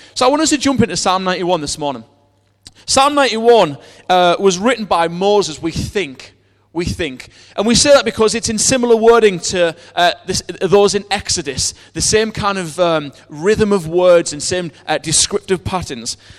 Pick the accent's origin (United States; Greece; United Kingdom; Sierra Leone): United Kingdom; we're British